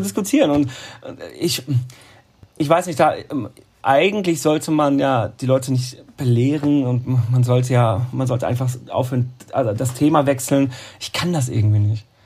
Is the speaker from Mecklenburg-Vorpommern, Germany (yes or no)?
no; Münsterland, North Rhine-Westphalia, Germany; moved away as an adult; also born or lived in Baden-Baden, Germany; now in Cologne, Germany; eigentlich bin ich ja kein Kölner, ich bin ein Münsterländer. Komme von der holländischen Grenze ah, direkt